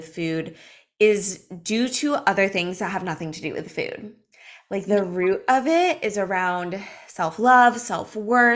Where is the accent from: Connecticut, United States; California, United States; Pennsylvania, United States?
California, United States; Los Angeles; now in Miami Beach, United States; I'm from Los Angeles. I live in Miami Beach now.